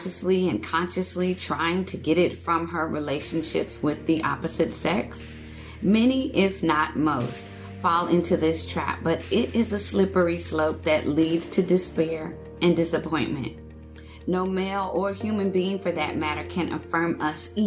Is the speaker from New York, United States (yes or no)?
no; Texas, United States; moved away; I'm originally from Texas